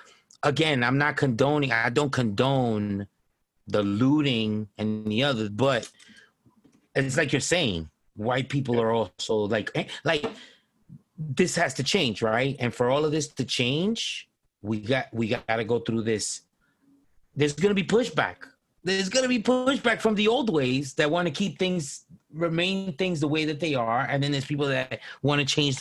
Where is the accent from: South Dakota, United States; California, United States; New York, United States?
New York, United States; I grew up in New York